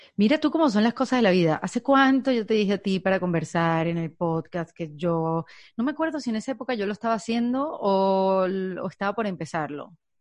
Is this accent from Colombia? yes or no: no; Venezuela; now in United States; yo soy un inmigrante venezolana, pero ya no me llaman venezolana porque estoy en Estados Unidos